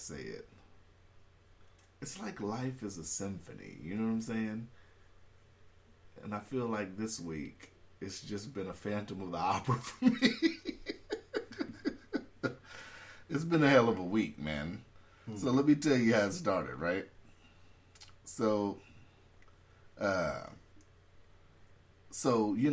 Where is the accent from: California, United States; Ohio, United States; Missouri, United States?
California, United States; now in Alaska, United States; I was born in California